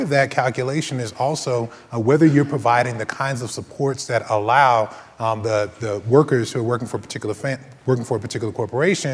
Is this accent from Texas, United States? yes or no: yes; Texas, United States; Texas, my home state